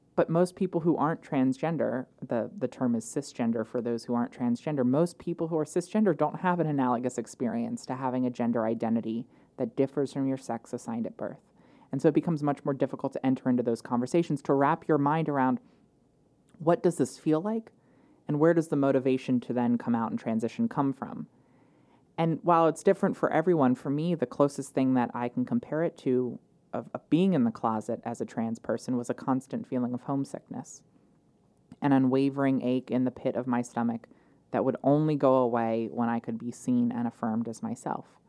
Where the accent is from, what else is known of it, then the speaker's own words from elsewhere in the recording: Wilmington, Delaware, United States; I grew up in Wilmington, um, West 17th Street uh, in Wilmington